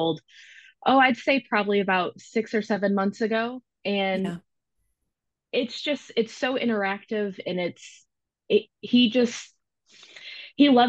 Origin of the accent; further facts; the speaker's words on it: Michigan, United States; moved away as an adult; now in Knoxville, United States; I do currently live in Knoxville, Tennessee in the U.S. I am originally from Michigan.